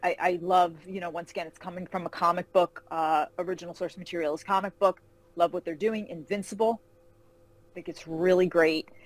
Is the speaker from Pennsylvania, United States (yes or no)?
no; Carmel, New York, United States; moved away as an adult; now in Charlotte, United States; I grew up uh, in Carmel, New York, a little town outside of Manhattan